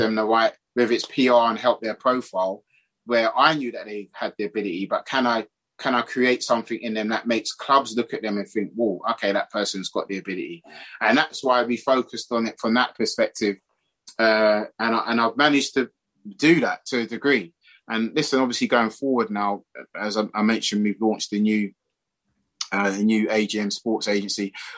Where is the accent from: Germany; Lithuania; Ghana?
Ghana; now in London, United Kingdom; I'm from Ghana originally